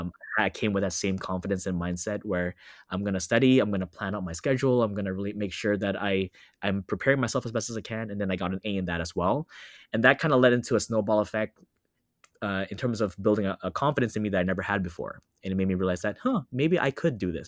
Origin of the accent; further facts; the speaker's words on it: Los Angeles, California, United States; also born or lived in Orlando, Florida; I'm currently based in Los Angeles, California. I was born and raised here